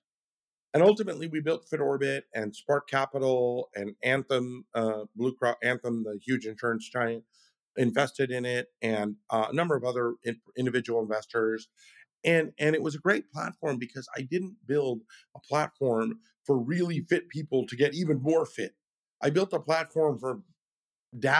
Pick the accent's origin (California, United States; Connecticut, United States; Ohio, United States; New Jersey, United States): California, United States; I'm a Californian.